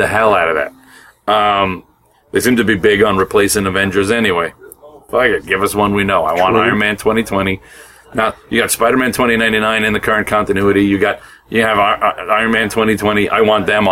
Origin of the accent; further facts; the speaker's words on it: Brooklyn, Long Island, New York, United States; I come from Brooklyn Italian to Long Island Italian